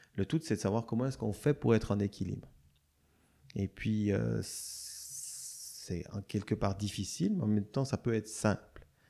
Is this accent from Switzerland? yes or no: yes; Switzerland; moved away; je viens de Suisse